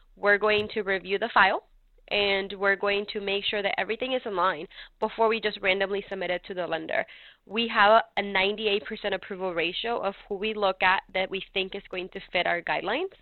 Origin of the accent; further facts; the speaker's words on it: California, United States; also born or lived in North Carolina; now in Mooresville, United States; I was raised in California myself